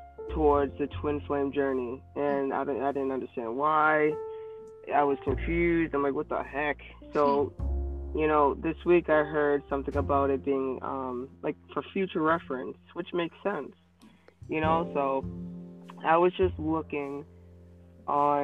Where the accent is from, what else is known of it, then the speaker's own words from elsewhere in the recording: Boston, Massachusetts, United States; accent: thick Boston; I'm from Boston, Massachusetts. So if my accent comes out, you're going to have to bear with me. It just comes out. It's pretty thick